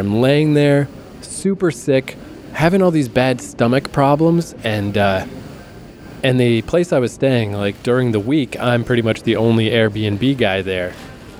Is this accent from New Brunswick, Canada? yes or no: yes; Fredericton, New Brunswick, Canada; born or raised there